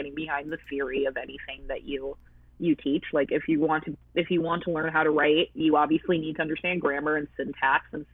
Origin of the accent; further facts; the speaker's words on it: United States; I am American, like, I'm a natural-born American